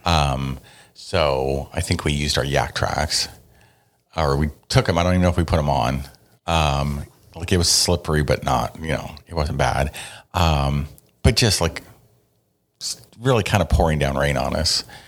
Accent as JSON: {"language": "English", "area": "the Northwest", "region": "Pacific Northwest", "country": "United States", "said": "we're from the Northwest"}